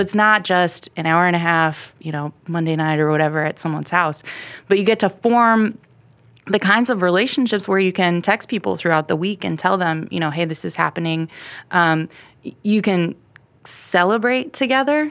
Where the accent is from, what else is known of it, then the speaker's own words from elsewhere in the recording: Ohio, United States; moved away as an adult; now in Texas, United States; I grew up in Ohio, in a small town